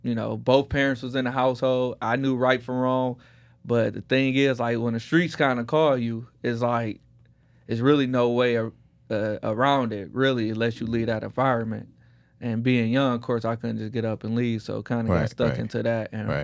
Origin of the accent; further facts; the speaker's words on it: Detroit, Michigan, United States; now in Houston, United States; I come from Detroit. You know, I'm in Houston. What up, though? Come from Detroit, and come from gang culture.